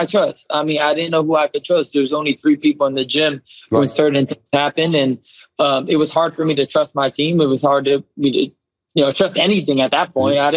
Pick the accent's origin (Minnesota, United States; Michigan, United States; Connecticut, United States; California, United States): California, United States; Southern; growing up in Southern California, fighting in, you know, LA and Coachella